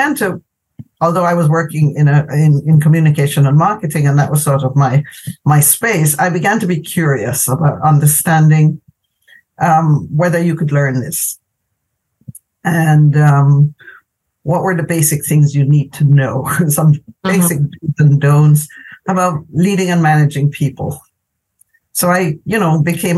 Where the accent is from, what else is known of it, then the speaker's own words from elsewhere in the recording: Jamaica; moved away as an adult; I'm originally from Jamaica